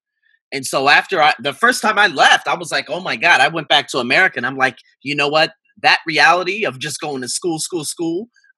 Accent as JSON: {"language": "English", "town": "Las Vegas", "region": "Nevada", "country": "United States", "tie": "born or raised there", "also_born_or_lived": "Australia", "said": "born and raised in the Vegas craze, baby."}